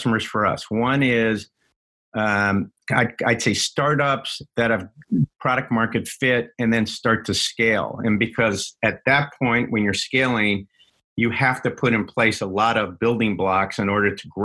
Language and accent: English; New York, United States; also born or lived in Washington, D.C. / Boston; now in Seattle, United States; I grew up in New York originally, and then in D.C. Went to high school, and then spent 7 years in Boston